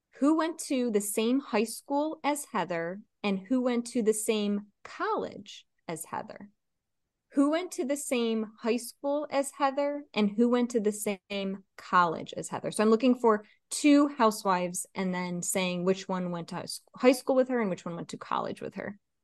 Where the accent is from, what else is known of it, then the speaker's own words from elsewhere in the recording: East Coast, United States; I'm from the East Coast